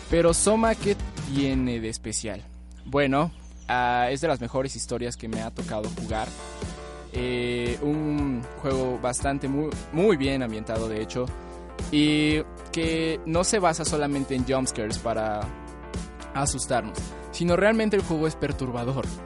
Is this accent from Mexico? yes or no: yes; Oaxaca, Mexico; soy de Oaxaca, ah, que es como un Chiapas 2, pero bueno.